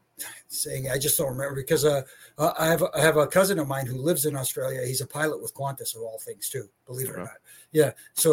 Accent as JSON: {"language": "English", "town": "Toronto", "region": "Ontario", "country": "Canada", "tie": "born or raised there", "said": "up here in my hometown, which is pronounced properly Toronto, if you're from here, you just say Toronto."}